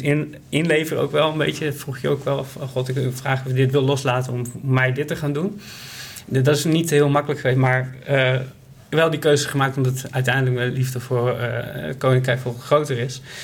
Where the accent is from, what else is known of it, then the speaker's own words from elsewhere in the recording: Groningen, Netherlands; moved away as an adult; now in Ede, Netherlands; ik ben opgegroeid in Groningen. dus ik kom uit het noorden van het land.